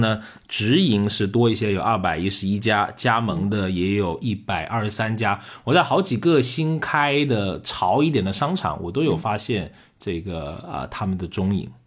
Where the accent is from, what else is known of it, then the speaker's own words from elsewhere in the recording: Liuzhou, Guangxi, China; moved away; 我们是一个工业城市